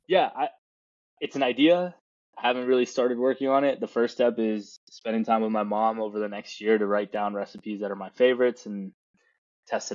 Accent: Chennai, Tamil Nadu, India; now in United States; India is, I mean, me growing up there, it's a special place

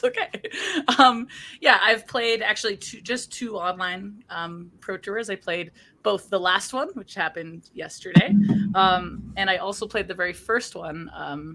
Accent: Vancouver, British Columbia, Canada; I am from Vancouver, British Columbia

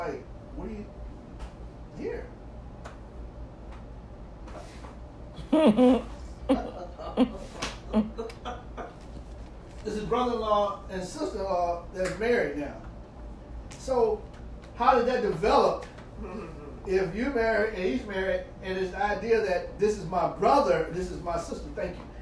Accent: St. Louis, Missouri, United States; moved away; I was raised in St. Louis

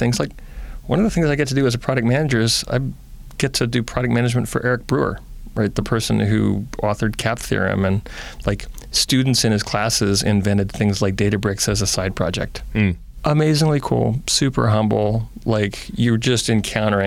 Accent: Oakland, California, United States; also born or lived in Berkeley; I was born in Berkeley and raised in Oakland

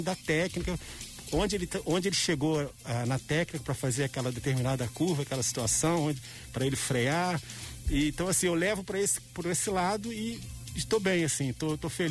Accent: Petrópolis, Rio de Janeiro, Brazil; como petropolitano

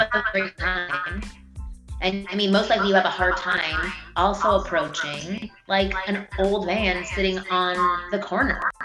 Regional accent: Toronto, Ontario, Canada; moved away as an adult; now in United States; I'm from Toronto originally

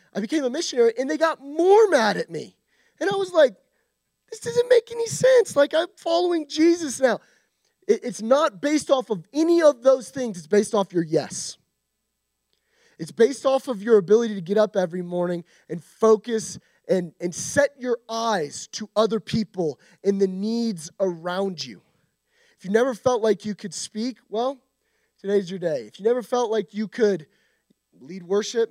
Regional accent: United States; we as American Christians

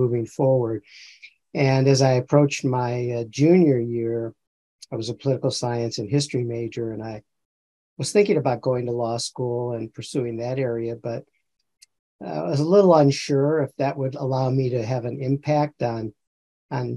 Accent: Chicago, Illinois, United States; now in Iowa, United States; I grew up in Chicago

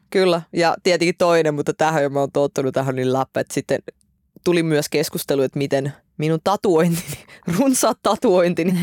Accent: Estonia; now in Finland; mä oon syntynyt Virossa

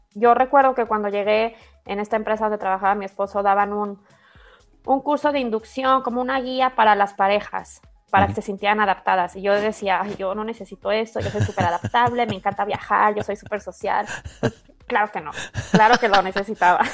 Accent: Guadalajara, Jalisco, Mexico; moved away as an adult; also born or lived in Dubai, United Arab Emirates; soy de Guadalajara

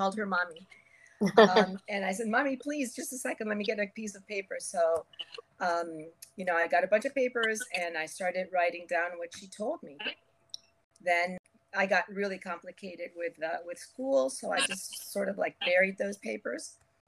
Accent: Venezuela; moved away as an adult; also born or lived in Cuba / United States; now in Miami, United States; Okay, well, I was born in Havana, Cuba. I lived in the U.S. until I was about 8 years old and then went to Venezuela for many years. When it was time for college, I came to the University of Miami

